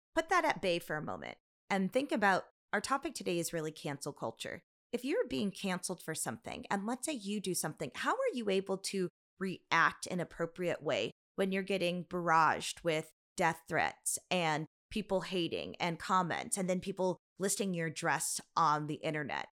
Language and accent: English; United States; I'm Chinese American